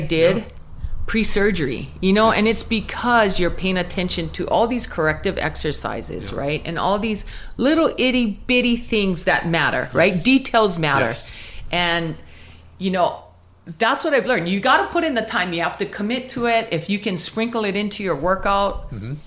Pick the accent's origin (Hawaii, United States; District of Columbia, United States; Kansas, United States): Hawaii, United States; Pahala; I grew up in Pahala on the Big Island. So super small town, plantation town